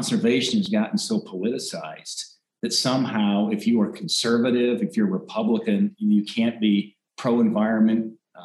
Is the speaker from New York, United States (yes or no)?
no; Montana, United States; I got to grow up in Montana.